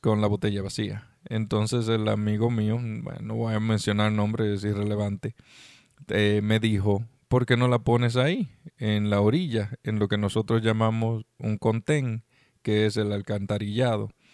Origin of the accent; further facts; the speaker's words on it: Dominican Republic; moved away; estuve en República Dominicana, mi país natal